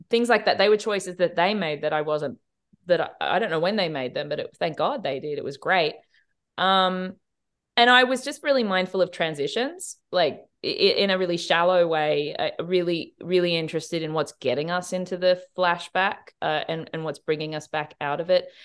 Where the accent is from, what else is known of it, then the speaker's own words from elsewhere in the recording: Australia; as an Australian